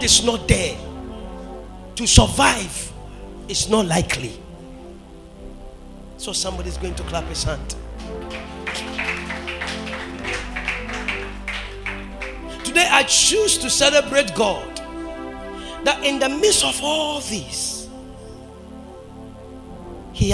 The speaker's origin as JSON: {"language": "English", "town": "Brakwa", "region": "Central Region", "country": "Ghana", "tie": "born or raised there", "said": "my hometown, my father's hometown, Brakwa"}